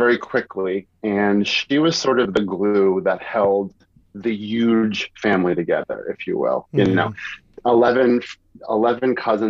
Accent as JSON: {"language": "English", "town": "New York City", "region": "New York", "country": "United States", "tie": "born or raised there", "also_born_or_lived": "Westchester, New York / Manhattan, New York", "moved": "as an adult", "lives_now": "Atlanta, United States", "said": "I grew up in Morris Park"}